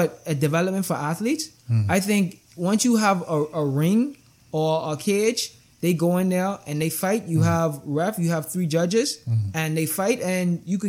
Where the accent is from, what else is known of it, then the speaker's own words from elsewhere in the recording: Chicago, Illinois, United States; growing up in Chicago